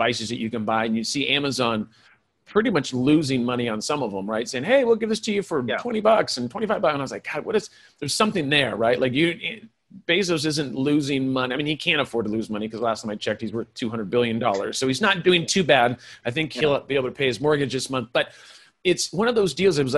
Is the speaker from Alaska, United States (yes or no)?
no; California, United States; I was raised by hippies in California.